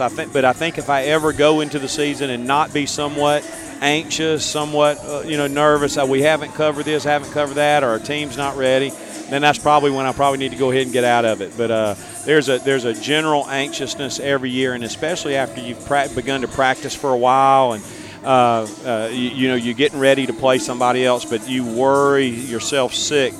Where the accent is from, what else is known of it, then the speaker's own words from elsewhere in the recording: Picayune / Hattiesburg, Mississippi, United States; I was born in Picayune. My family's roots are in Hancock County. Uh, we moved to Hattiesburg